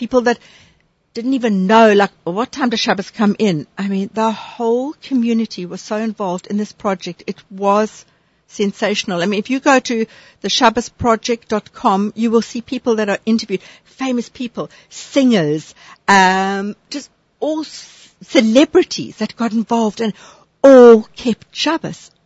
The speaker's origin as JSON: {"language": "English", "country": "South Africa", "moved": "yes", "said": "I'm from South Africa"}